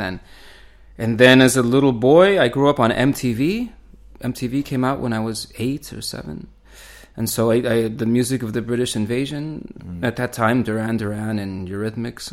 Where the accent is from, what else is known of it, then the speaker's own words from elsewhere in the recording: Tucson, Arizona, United States; moved away as an adult; also born or lived in Chile; now in Berlin, Germany; I grew up in Tucson and went to the university there